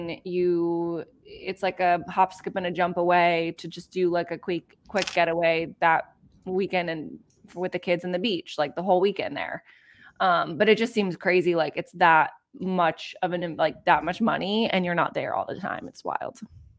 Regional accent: San Diego, California, United States; I'm from California. San Diego.

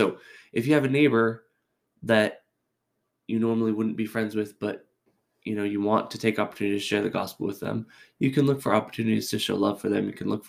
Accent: California, United States; This is all Catholic references, but I came from California. All of my friends are Catholic.

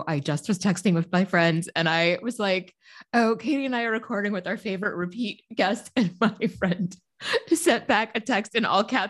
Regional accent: Chicago, Illinois, United States; born there; I hate winter. I was born in Chicago. I'm tired of the cold.

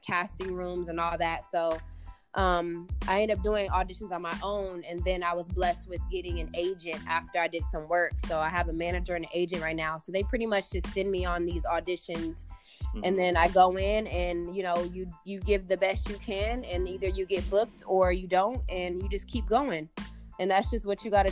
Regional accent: Omaha, Nebraska, United States; I'm from Omaha, Nebraska

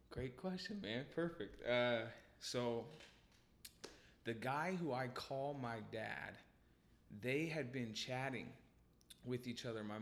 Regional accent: Tacoma, Washington, United States; Um, and so I was born in Tacoma, and the neighborhood we lived in was like this.

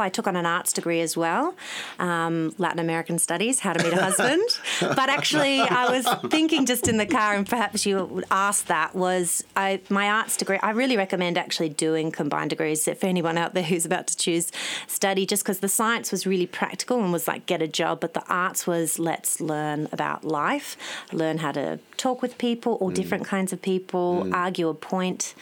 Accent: Sydney, New South Wales, Australia; also born or lived in Melbourne; I grew up in Kalara for my younger years on the leafy North Shore

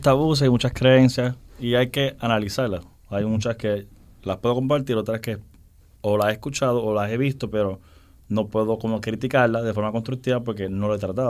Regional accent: Dominican Republic; también soy dominicano, mi padre es dominicano.

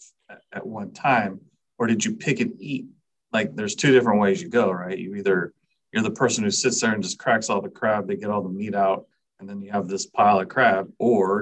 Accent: Bay Area, California, United States; moved away as an adult; now in Modesto, United States; I'm originally from the Bay Area. I moved to Modesto in January of 2012 and have resided here ever since

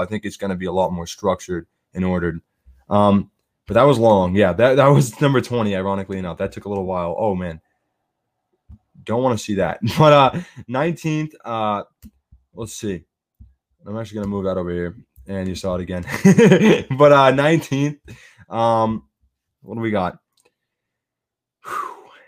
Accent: United States; I'm an American

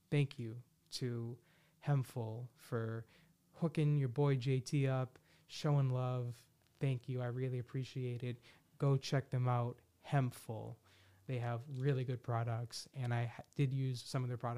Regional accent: Philadelphia, Pennsylvania, United States; I'm like from the Philadelphia area.

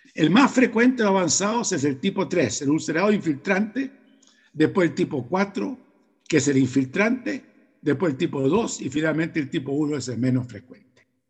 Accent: Chile; En mi país, en Chile

